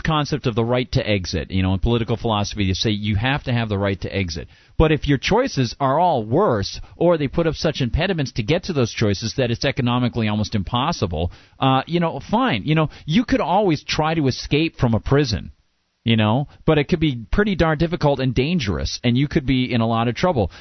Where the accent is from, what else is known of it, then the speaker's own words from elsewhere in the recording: Amherst, New Hampshire, United States; my hometown in Amherst here